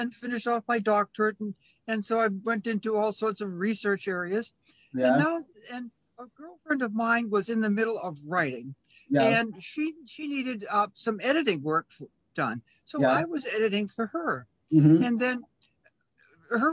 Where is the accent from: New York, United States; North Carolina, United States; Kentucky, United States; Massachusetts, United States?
Massachusetts, United States; Boston; now in Chicago, United States; I'm originally from Boston in Massachusetts